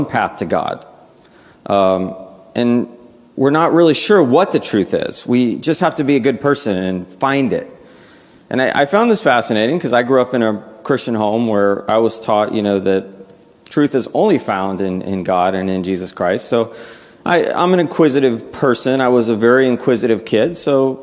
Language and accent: English; Peachtree City, Georgia, United States; also born or lived in South Florida; when I was 10, we moved from South Florida to Peachtree City, Georgia